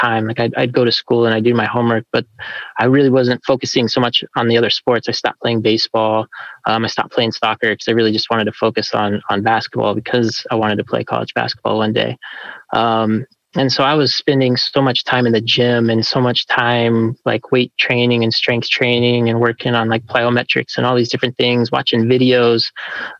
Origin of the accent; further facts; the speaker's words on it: Flagstaff, Arizona, United States; also born or lived in California; we moved to Flagstaff, Arizona in 91 when I was 7 years old